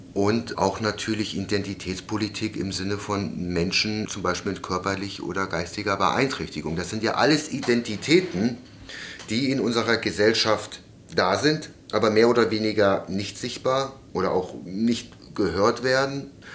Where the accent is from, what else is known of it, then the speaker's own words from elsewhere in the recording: Germany; wir uns deutsche Sinti grundweg als deutsches Sinti und auch als Deutsche verstehen